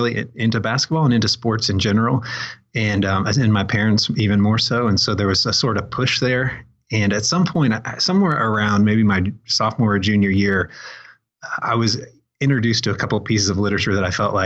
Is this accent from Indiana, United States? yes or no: yes; Greenwood, Indiana, United States; I mostly grew up on the south side of Indianapolis